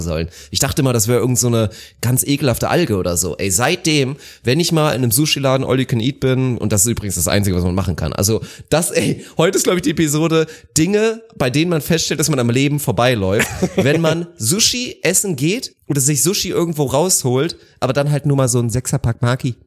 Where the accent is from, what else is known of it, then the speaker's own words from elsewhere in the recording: Northern Germany, Germany; now in Bavaria, Germany; Ich natürlich wurde da auch sehr oft mit konfrontiert als Nordlicht